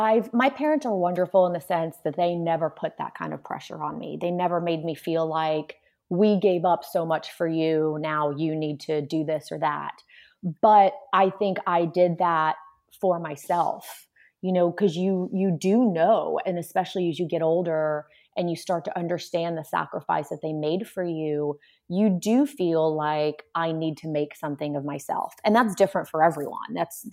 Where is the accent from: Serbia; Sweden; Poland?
Poland; Warsaw, Masovian Voivodeship; My mom also did not drive a car, because we came from Warsaw, Poland, where public transportation is really what everyone uses.